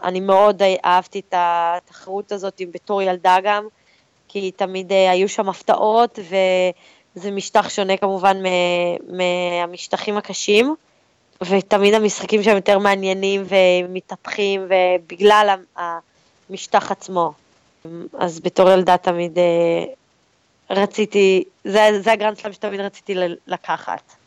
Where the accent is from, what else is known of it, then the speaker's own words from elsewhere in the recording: Israel; אז אנחנו כישראלים באמת מקבלים הרבה עידוד.